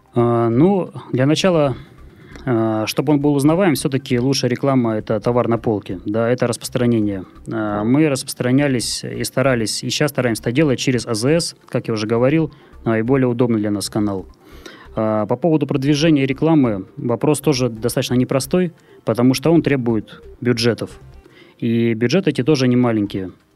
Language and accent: Russian; Murmansk, Murmansk Oblast, Russia; now in Saint Petersburg, Russia; город Мурманск, мой родной город